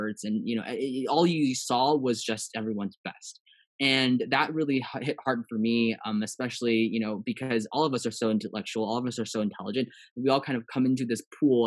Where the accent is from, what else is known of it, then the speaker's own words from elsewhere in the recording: Los Angeles, California, United States; also born or lived in Taiwan; growing up in an Asian household and also in an Asian community here in Los Angeles